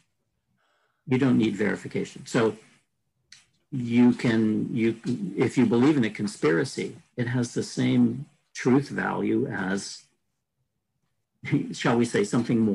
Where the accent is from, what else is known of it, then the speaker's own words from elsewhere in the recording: Canada; speaking as a Canadian